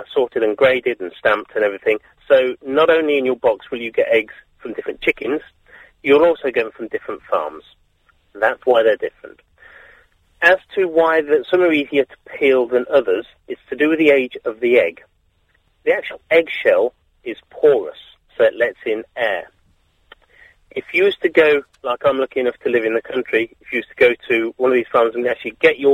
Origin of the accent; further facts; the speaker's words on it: Lincolnshire, East Midlands, United Kingdom; now in Ipswich, United Kingdom; I live in Ipswich, but I'm from Lincolnshire originally.